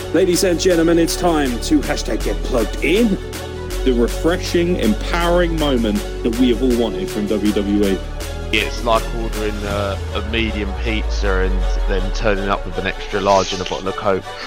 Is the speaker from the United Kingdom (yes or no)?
yes; United Kingdom; as a Brit